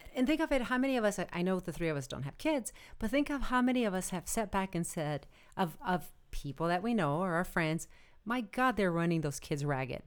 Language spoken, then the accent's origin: English; United States; we're all American